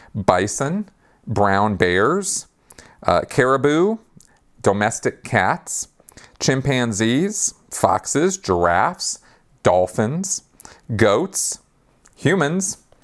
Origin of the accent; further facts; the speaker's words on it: Los Angeles, California, United States; I come from Los Angeles and California